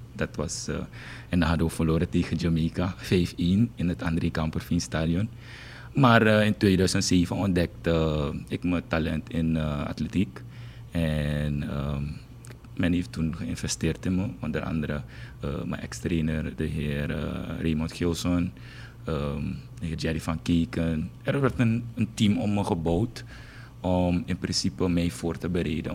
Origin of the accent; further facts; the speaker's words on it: Paramaribo, Paramaribo District, Suriname; ik ben geboren en getogen in uh, eh, Gersvleet. Dat is een volksbuurt.